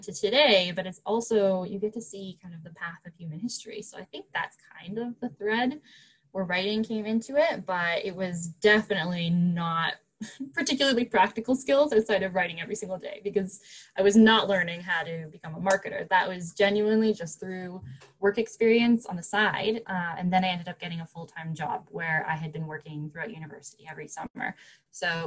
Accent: Canada; I'm Canadian

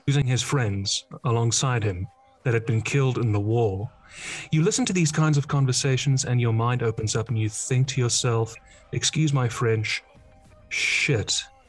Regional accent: Netherlands; also born or lived in England; I don't identify anymore as a Dutchman, I identify as an Englishman

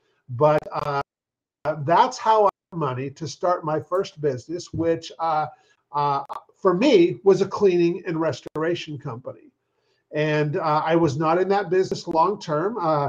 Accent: Seattle, Washington, United States; And I'm from Seattle.

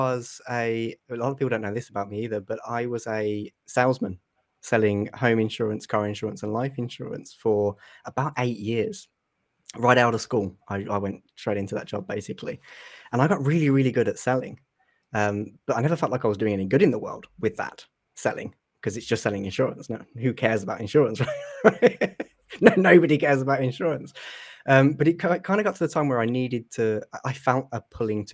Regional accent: Jurassic Coast, South Coast of the UK, South West England, United Kingdom; I'm from the UK on the South Coast. It's called the Jurassic Coast is where I am

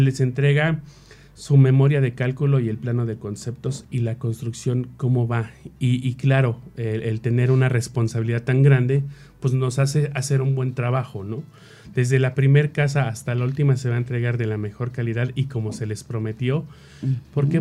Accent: Mexico City, Mexico; nosotros que somos de la Ciudad de México

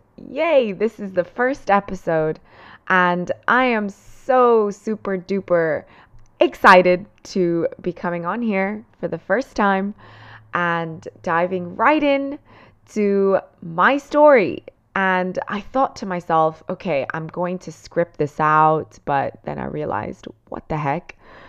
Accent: Cantù, Lombardy, Italy; born there; English is a second language; So I'm Italian and I was born in a small little town called Cantù in the province of Como, which is in Lombardy in Italy. So the northern side of Italy.

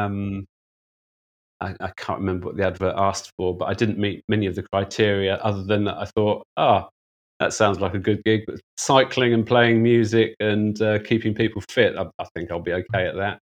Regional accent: United Kingdom; moved away as an adult; also born or lived in Hong Kong; as a Brit

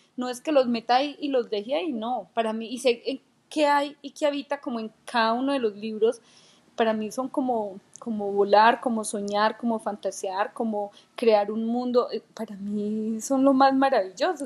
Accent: Colombia; soy colombiana y como colombiana, mis raíces son desde allá

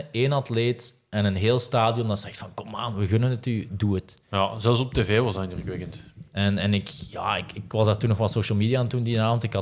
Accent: Ghent, Flanders, Belgium; Ik ben ook Gentenaar van, van oorsprong, zal het misschien niet meer horen.

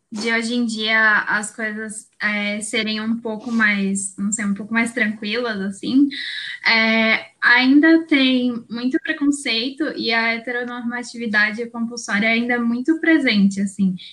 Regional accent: São Paulo, Brazil; eu tenho 23 anos, eu sou daqui de São Paulo. É, eu acho que vocês vão perceber que eu tenho um pouquinho de sotaque, mas é porque minha mãe é mineira.

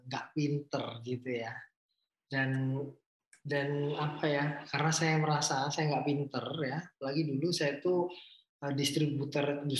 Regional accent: Surabaya, East Java, Indonesia; itu modal saya orang Surabaya kan bonek ya kita

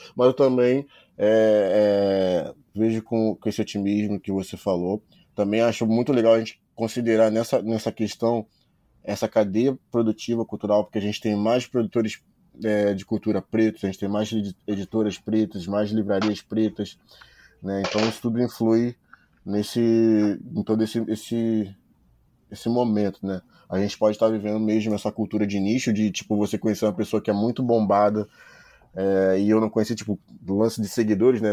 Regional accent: Brazil

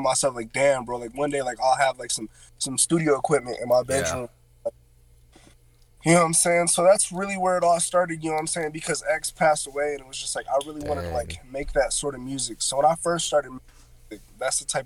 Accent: Ohio, United States; when I went to college in Cincinnati, because I'm from Ohio.

